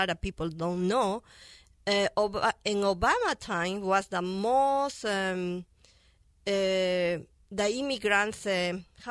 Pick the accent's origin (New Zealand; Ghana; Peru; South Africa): Peru; first language Spanish; English is a second language; moved away as an adult; now in California, United States; I'm an immigrant from Peru. This is my second home after Peru.